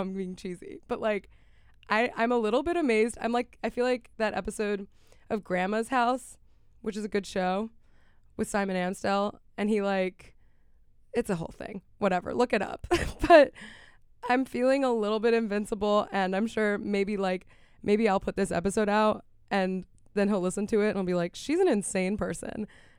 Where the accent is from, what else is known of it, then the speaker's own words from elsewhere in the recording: Miami, Florida, United States; moved away; I am from Miami.